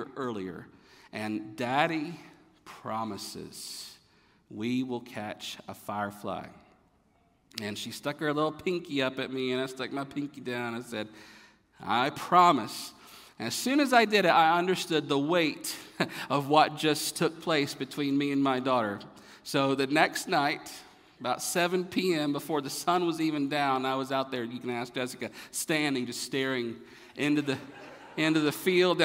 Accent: North Carolina, United States; moved away; also born or lived in Florida; growing up in North Carolina

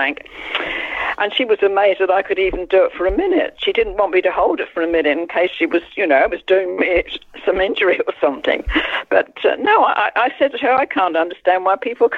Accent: Isle of Wight, South East England, United Kingdom; moved away; I grew up on the Isle of Wight.

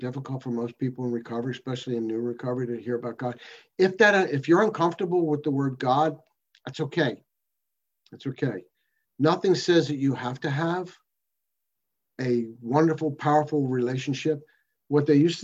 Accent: United States; I'm an alcoholic from America

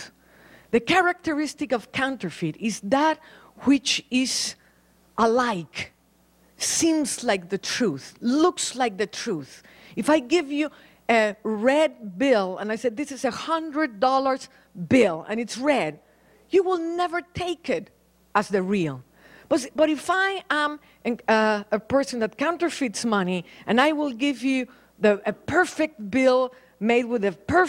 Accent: Mexico City, Mexico; moved away as an adult; also born or lived in Paris, France; I was born in Mexico City

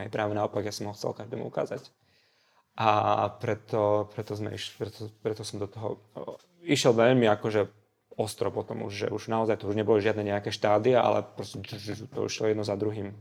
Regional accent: Košice, Košice Region, Slovakia; moved away as an adult; also born or lived in Prešov / Luxembourg; now in Bratislava, Slovakia; ja som Košičan, ja som sa narodil v Prešove, ale ako, uh, žil som takmer celý život v Košiciach, potom bola Bratislava a potom ten Luxemburg

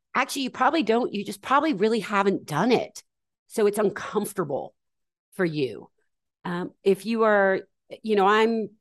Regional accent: Atlanta, Georgia, United States; I was raised in the South in Atlanta in the 80s

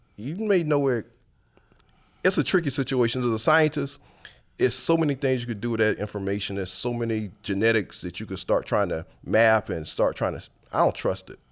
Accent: Paxville, South Carolina, United States; moved away as an adult; now in New Orleans, United States; I grew up in Paxville, to be exact

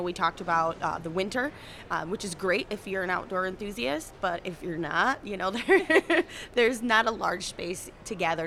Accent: South Haven, Michigan, United States; I was practically born and raised in South Haven

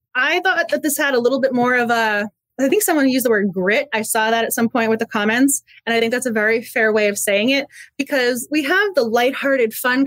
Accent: Massachusetts, United States; moved away; I'm originally from Massachusetts

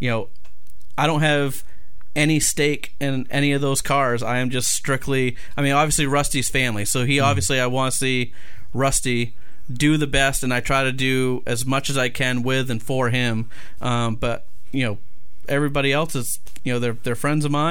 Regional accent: Maine, United States; I'm from Maine

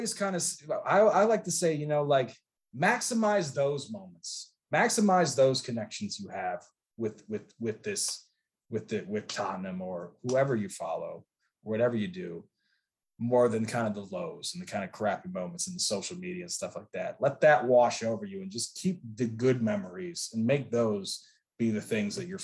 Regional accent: Chicago, Illinois, United States; I'm from Chicago

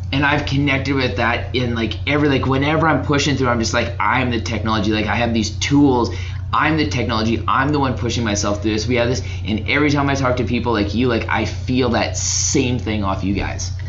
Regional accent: Alberta, Canada; moved away as an adult; now in British Columbia, Canada; I'm from Alberta. Moved to BC.

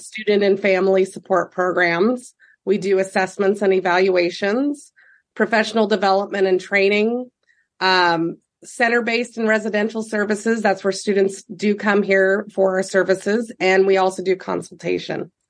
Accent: Fullerton, Nebraska, United States; I grew up in Fullerton, Nebraska, and then ended up moving to Nebraska City in '99

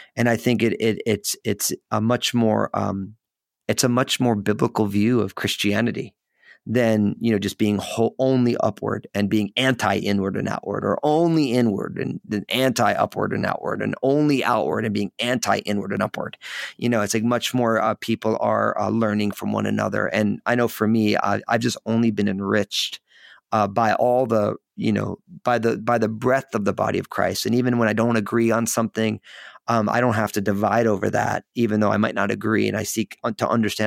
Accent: New Jersey, United States; moved away as an adult; now in Portland, United States; I live outside of Portland, Oregon, so I'm in the Pacific Northwest, but I was born and raised in in New Jersey

